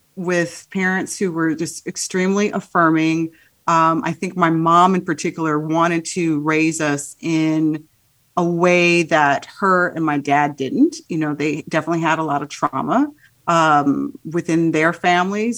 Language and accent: English; Midwest, Illinois, United States; also born or lived in Haiti; I was raised in the Midwest, um, my home was very much a Haitian home